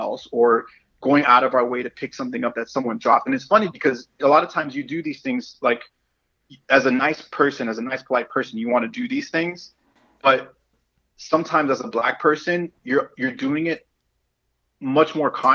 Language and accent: English; Miami, Florida, United States; growing up here and especially growing up in Miami